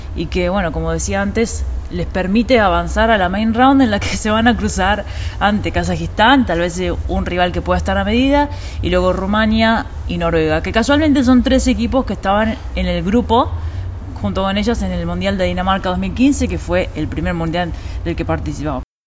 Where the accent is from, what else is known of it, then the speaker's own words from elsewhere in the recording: Argentina; viniendo de un país como Argentina